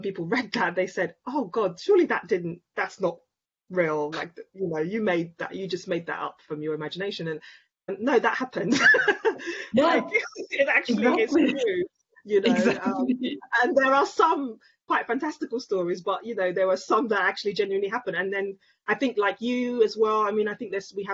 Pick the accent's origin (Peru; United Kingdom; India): United Kingdom; London; a young Black woman growing up in London, Nigerian, but also British